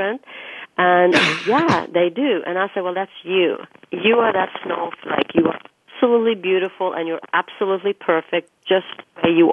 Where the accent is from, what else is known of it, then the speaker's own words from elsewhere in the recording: Norway; moved away as an adult; now in United States; when I was growing up in Norway